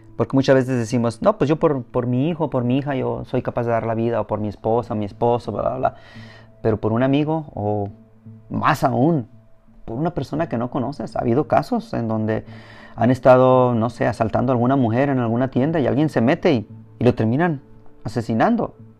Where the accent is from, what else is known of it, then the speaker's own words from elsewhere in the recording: Mexico; now in United States; como mexicano